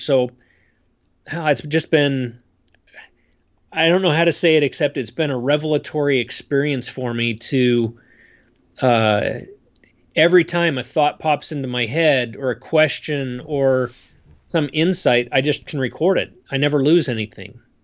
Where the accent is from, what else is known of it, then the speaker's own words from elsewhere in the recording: State College, Pennsylvania, United States; moved away as an adult; also born or lived in Idaho; now in Utah, United States; I grew up in a college town